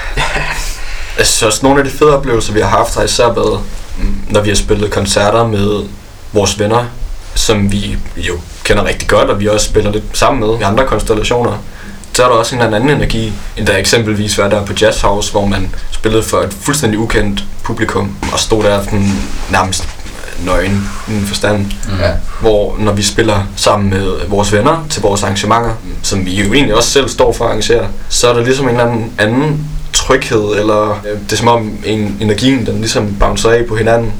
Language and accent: Danish; Odense, Southern Denmark, Denmark; hjemme i Odense, hvor vi kommer fra